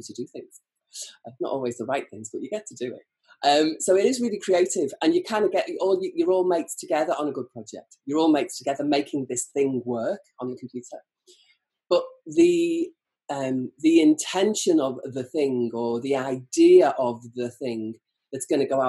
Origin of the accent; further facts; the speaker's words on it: Birkenhead, North West England, United Kingdom; I'm a woolly back. I'm from Birkenhead.